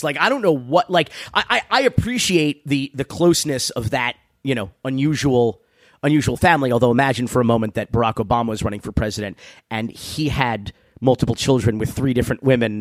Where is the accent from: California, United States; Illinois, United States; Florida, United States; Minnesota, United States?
Florida, United States; Miami; growing up in Miami